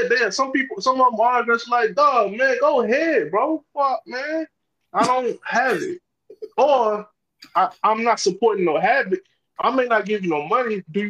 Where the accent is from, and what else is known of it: Louisiana, United States